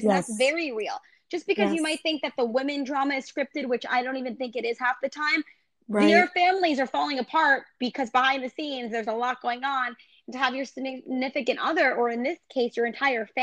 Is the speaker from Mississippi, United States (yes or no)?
no; New York, United States; moved away; I was from New York.